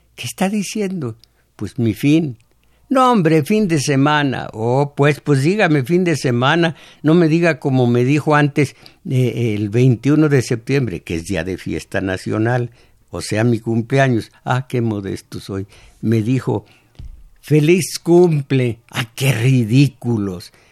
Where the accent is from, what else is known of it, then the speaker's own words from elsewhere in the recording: Mexico; esos somos los mexicanos, el pueblo inocente